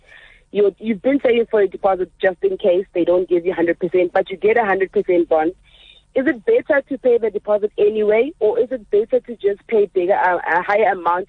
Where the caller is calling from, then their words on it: Centurion, Gauteng, South Africa; I'm calling from Centurion.